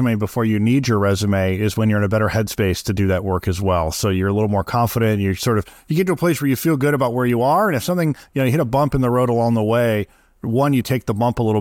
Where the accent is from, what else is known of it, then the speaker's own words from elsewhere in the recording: Midwest, United States; I grew up in the Midwest